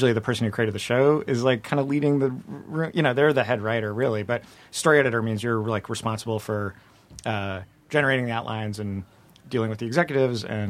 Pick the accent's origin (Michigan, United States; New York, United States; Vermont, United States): Vermont, United States; moved away; I was growing up in Vermont